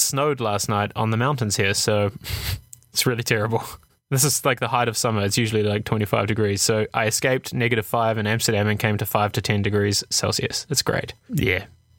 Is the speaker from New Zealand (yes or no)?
yes; New Zealand; Yes, I'm always a Kiwi, I think.